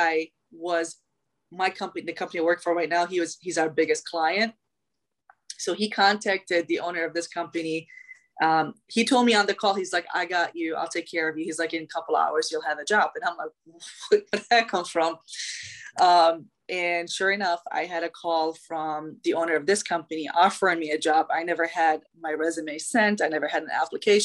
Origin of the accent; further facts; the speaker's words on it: Iraq; also born or lived in Chicago, United States; now in Charlotte, United States; I'm originally from Iraq. I was born and raised there